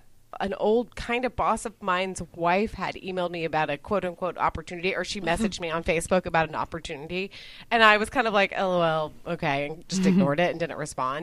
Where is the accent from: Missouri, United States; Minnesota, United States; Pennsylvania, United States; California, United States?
California, United States; San Fernando Valley; accent: Valley Girl; now in Austin, United States; my accent is not a Texas accent. It is a Valley Girl with a cold.